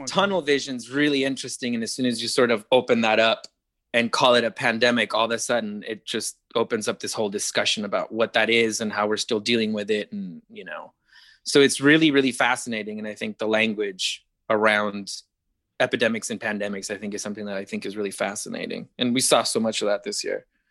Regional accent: Arizona, United States; I grew up in Arizona where it was like abstinence only

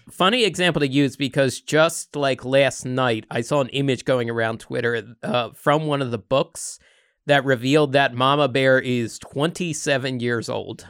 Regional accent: East Coast, United States; moved away; I grew up on the East Coast

